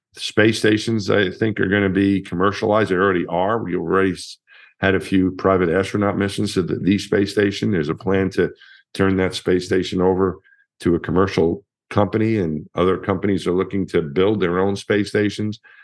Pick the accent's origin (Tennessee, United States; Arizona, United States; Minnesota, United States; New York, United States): New York, United States; Franklin Square; I was from my hometown in, in Long Island, Franklin Square was the name of the town